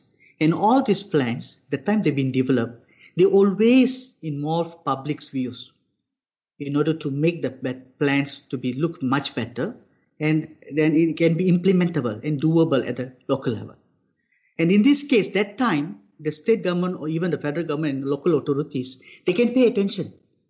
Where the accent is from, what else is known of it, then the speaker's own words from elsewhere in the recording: Malaysia; We are Malaysian. We are cultural people.